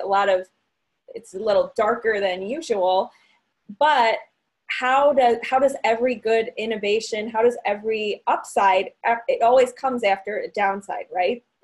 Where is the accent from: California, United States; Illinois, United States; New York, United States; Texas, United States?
Illinois, United States; Barrington; I am from Barrington, Illinois, which is a northwest suburb in Illinois uh, about 45 minutes away from Chicago.